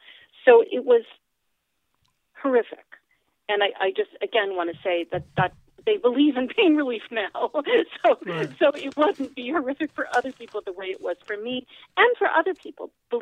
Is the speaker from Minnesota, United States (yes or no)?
no; Fairfield, New Jersey, United States; also born or lived in Oyster Bay; So I was born in Oyster Bay, Long Island. Then we moved to Berkeley Heights, New Jersey, then East Orange, New Jersey, then Glen Ridge, New Jersey, then back to Oyster Bay, Long Island, and then finally in Fairfield, New Jersey.